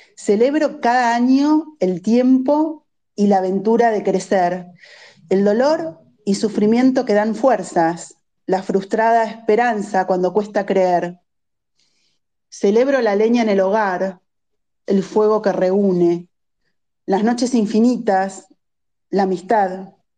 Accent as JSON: {"language": "Spanish", "town": "Bahía Blanca", "region": "Buenos Aires Province", "country": "Argentina", "said": "yo soy vecina de Bahía Blanca"}